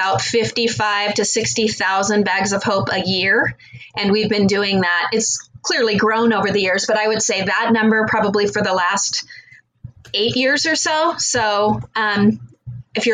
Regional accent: Glendale, Arizona, United States; I moved to Arizona when I was 2, so I've lived here for 50 years, so I would consider that to be almost a native.

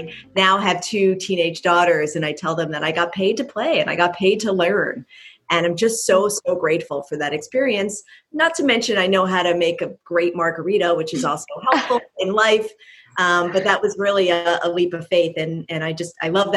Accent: Philadelphia, Pennsylvania, United States; moved away as an adult; also born or lived in Cornell University, New York; now in Bay Area, United States; growing up in Philadelphia

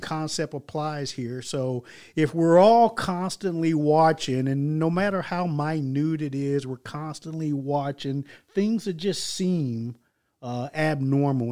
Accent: Stuttgart, Baden-Württemberg, Germany; moved away; I'm coming from Stuttgart, Germany

